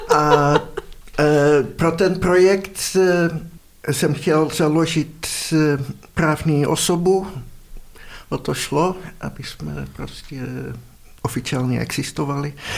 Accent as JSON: {"language": "Czech", "country": "Netherlands", "second_language": "Czech", "moved": "as an adult", "lives_now": "Prague, Czech Republic", "said": "já pocházím z Holandska, ale v Praze bydlím už asi 30 let"}